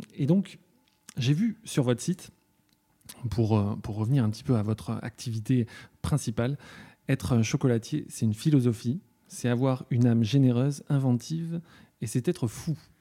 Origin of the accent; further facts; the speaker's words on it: Ussel, Nouvelle-Aquitaine, France; à Ussel, là d'où je viens.